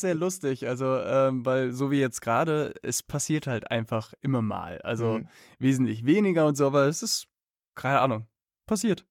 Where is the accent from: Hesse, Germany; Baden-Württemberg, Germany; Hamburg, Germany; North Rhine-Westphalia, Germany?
North Rhine-Westphalia, Germany; Cologne; Also ich bin in Köln aufgewachsen